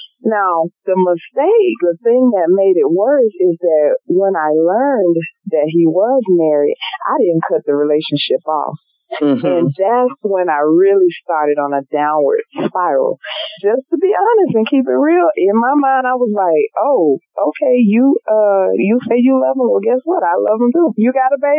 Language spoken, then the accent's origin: English; Montgomery, Alabama, United States; moved away; I love my hometown. Go back whenever I can